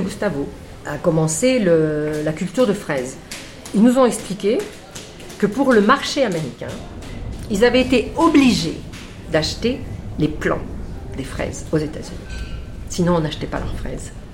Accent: Normandy, France; moi, je suis normande

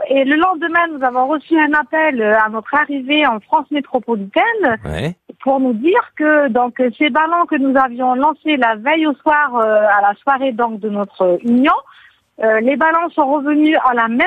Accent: St. Pierre & Miquelon; moved away; also born or lived in Landes; nous sommes originaires de Saint-Pierre-et-Miquelon, une île française près du Canada.

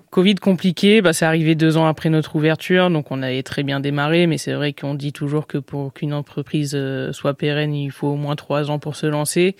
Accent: Nice, Provence-Alpes-Côte d'Azur, France; moved away as an adult; now in Paris, France; je suis niçoise, j'ai vécu à Nice 17 ans

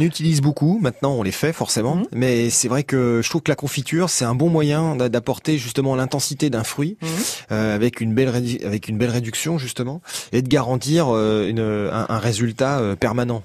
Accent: Bourg-en-Bresse, Auvergne-Rhône-Alpes, France; Je suis originaire de Bourg-en-Bresse.

